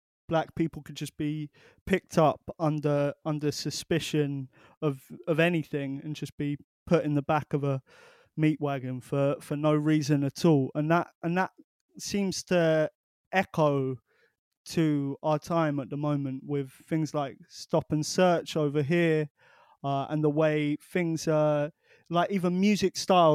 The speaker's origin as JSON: {"language": "English", "town": "Portsmouth", "region": "South East England", "country": "United Kingdom", "tie": "born or raised there", "said": "my hometown of Portsmouth"}